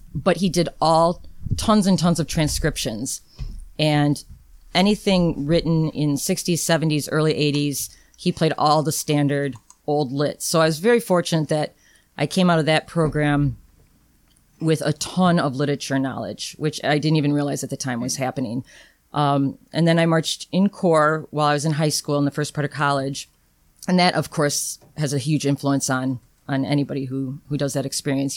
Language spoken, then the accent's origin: English; Rockford, Illinois, United States; I grew up in Rockford, but the advantage of that was my band director in junior high